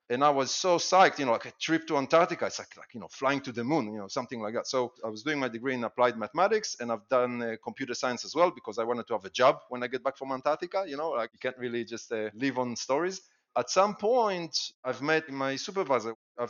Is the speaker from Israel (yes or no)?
yes; Israel; moved away; I'm originally from Israel, but I've been living the majority of my life now, and definitely the majority of my adult life in, you know, many different countries